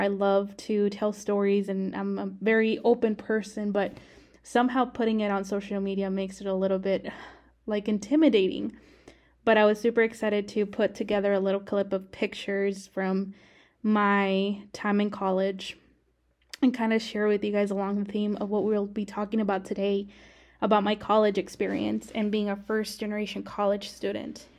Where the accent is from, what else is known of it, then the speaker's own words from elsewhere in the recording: Arizona, United States; moved away as an adult; now in Texas, United States; I grew up in Arizona